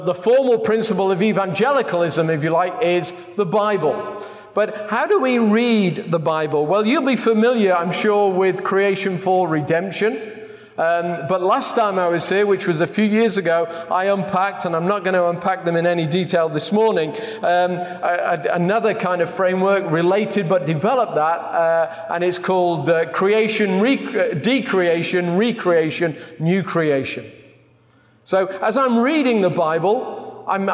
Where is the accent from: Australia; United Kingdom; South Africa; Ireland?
United Kingdom; England; I'm from England